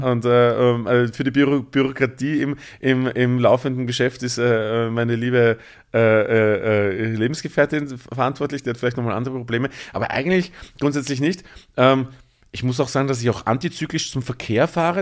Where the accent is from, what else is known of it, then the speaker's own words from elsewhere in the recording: Bruck an der Leitha, Lower Austria, Austria; moved away as an adult; also born or lived in Mödling, Austria / Vienna, Austria / Tyrol, Austria; now in Berlin, Germany; Bin aufgewachsen zwischen Wien und der ungarischen Grenze, also ähm, 20 Minuten nach Wien und 30 Minuten nach Ungarn sozusagen, an der Grenze zum Burgenland. Das wunderschöne kleine Dorf heißt Bruck an der Leiter